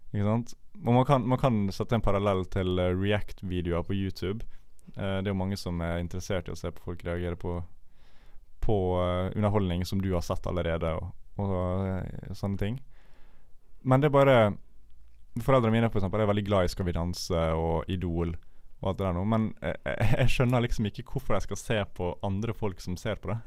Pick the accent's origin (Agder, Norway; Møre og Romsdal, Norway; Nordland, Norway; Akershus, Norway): Møre og Romsdal, Norway; Ålesund; now in Bergen, Norway; da jeg var hjemme i Ålesund med mine foreldre.